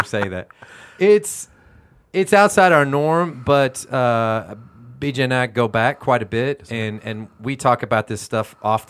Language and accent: English; Houston, Texas, United States; I grew up in Houston, Texas.